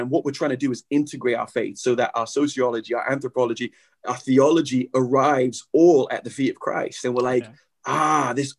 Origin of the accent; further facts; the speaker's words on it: England, United Kingdom; I'm learning my history, you know, as an Englishman.